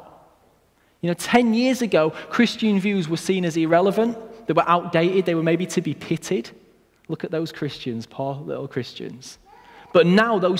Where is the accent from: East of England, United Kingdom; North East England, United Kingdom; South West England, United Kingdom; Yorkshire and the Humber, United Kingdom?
Yorkshire and the Humber, United Kingdom; Hull; My family moved to Hull when I was very young